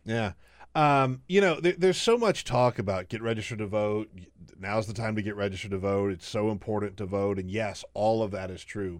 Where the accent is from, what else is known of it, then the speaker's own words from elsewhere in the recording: South Carolina, United States; moved away as an adult; also born or lived in Alabama; now in Washington, D.C., United States; I, I grew up in South Carolina, but I went to the, uh, University of Alabama